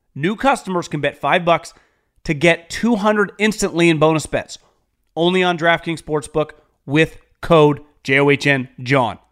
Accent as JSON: {"language": "English", "region": "Northern California", "country": "United States", "tie": "born or raised there", "said": "I'm from Northern California, born and raised."}